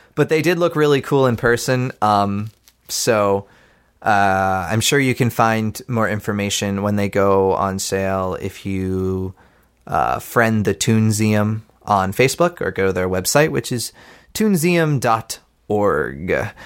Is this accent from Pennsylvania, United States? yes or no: yes; Pittsburgh, Pennsylvania, United States; my hometown